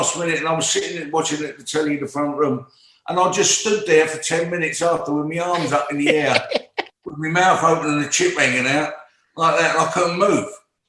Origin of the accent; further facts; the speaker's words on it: Plaistow, London, United Kingdom; also born or lived in Hackney; I lived in Caister Park Road, which is Plaistow. That's where I come out. I was born in Eckney Hospital, but really I was brought up in Plaistow.